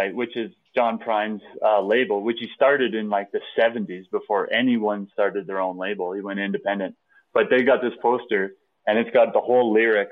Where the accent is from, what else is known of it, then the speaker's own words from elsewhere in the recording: Lloydminster, Canada; I grew up in Lloydminster